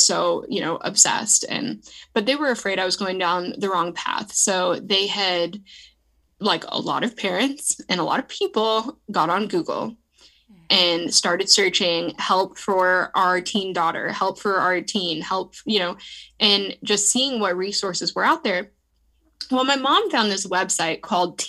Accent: San Diego, California, United States; I was growing up in San Diego, California

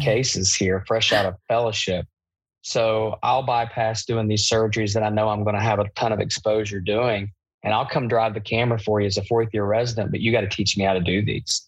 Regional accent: Eastern Kentucky, United States; I'm from Eastern Kentucky.

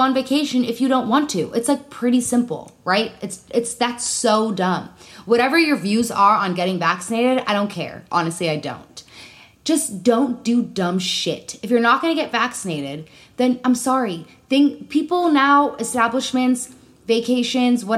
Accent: Illinois, United States; I'm from Illinois

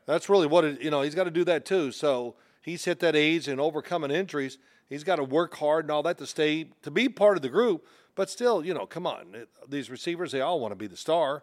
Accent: Louisville, Kentucky, United States; I'm from Louisville

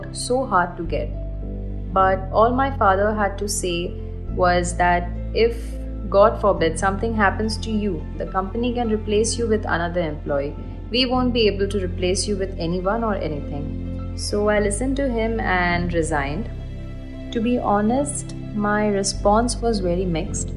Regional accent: Kalyan, Maharashtra, India; moved away as an adult; also born or lived in Middle East; I'm from Kalyan, Thane, and I was a flight attendant based in Middle East

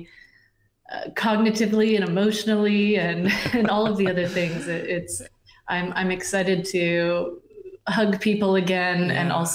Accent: Vermont, United States; now in Chattanooga, United States; I grew up in Vermont

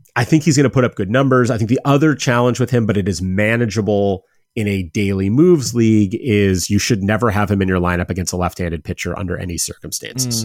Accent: Cleveland, Ohio, United States; I'm from Cleveland, I'm a Guardians fan

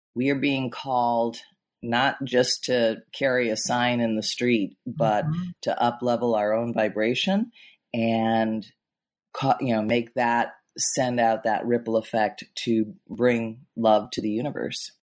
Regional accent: Chicago, Illinois, United States; I grew up in in Chicago in the Midwest

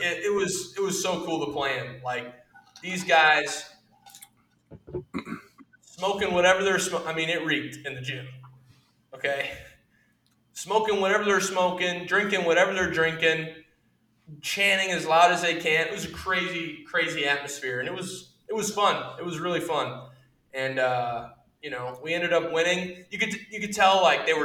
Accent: United States; as an American

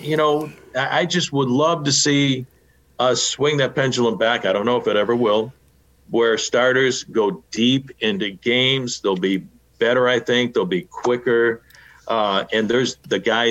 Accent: Chicago, Illinois, United States; Growing up in Chicago

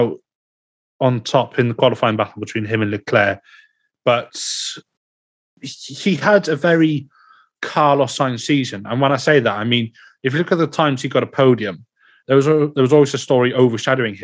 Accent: Wales, United Kingdom; being Welsh

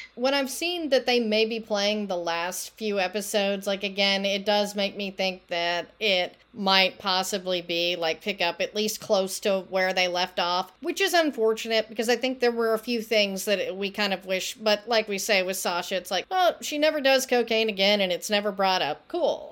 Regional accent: Texas, United States; I'm from Texas

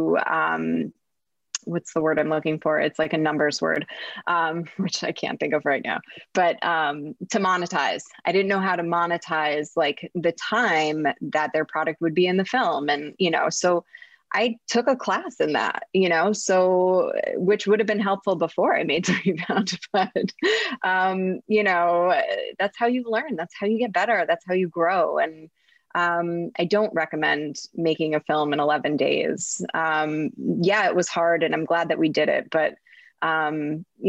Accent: New Jersey, United States; I'm from New Jersey

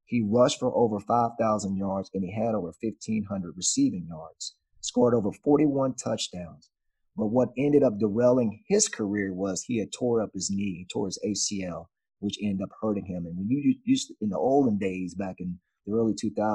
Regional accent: Dallas, Texas, United States; Yeah, I grew up in Dallas, and I used to watch a lot of the Cowboys

